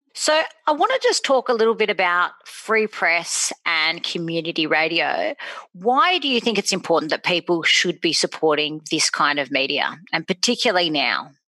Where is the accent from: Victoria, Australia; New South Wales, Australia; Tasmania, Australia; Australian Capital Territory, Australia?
New South Wales, Australia; Sydney; also born or lived in Randwick / Bondi; I'm born and bred in Bronte